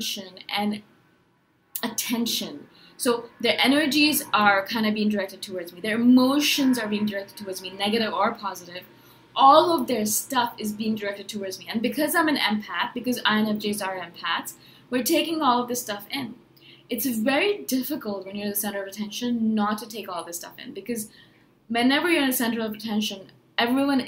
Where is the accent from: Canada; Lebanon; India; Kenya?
India; I am brown, I'm Indian